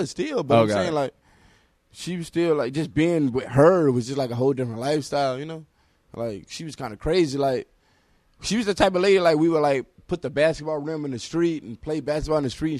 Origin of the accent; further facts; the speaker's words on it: Detroit, Michigan, United States; I was growing up on Linwood. My whole family is on Linwood, which is the west side of Detroit.